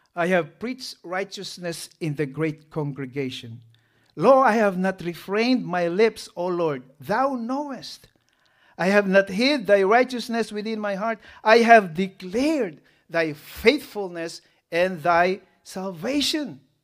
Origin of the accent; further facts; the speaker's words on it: Philippines; We have this culture, right, as a Filipino? Utang na loob.